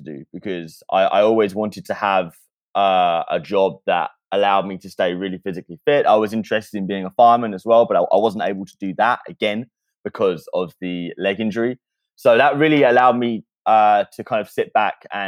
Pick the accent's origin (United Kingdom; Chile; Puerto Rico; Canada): United Kingdom; near Brighton, South East England; moved away; I grew up in a very, very small, very, very boring town in the south of England, which is luckily just outside of Brighton.